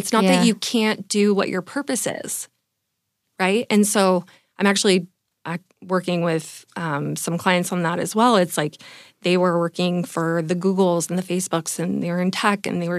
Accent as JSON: {"language": "English", "region": "California", "country": "United States", "also_born_or_lived": "New York / San Francisco", "lives_now": "San Diego, United States", "said": "I'm from California."}